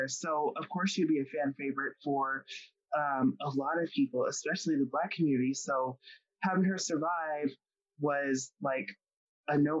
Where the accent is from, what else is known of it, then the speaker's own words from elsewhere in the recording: Colorado, United States; I'm from Colorado